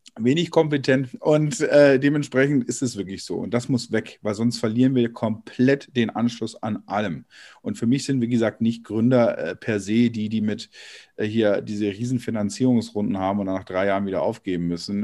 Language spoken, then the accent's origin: German; Germany; bei uns in Deutschland